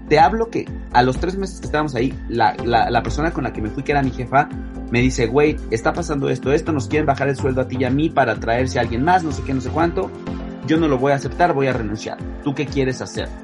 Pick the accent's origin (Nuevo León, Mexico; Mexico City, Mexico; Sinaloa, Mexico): Mexico City, Mexico; yo soy chilango, mis papás son chilangos